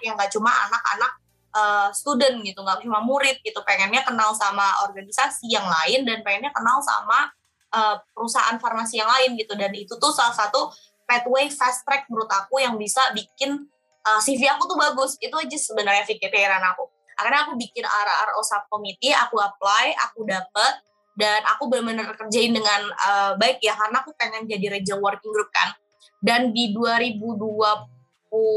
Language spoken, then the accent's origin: Indonesian; Indonesia; aku jawab dari Indonesia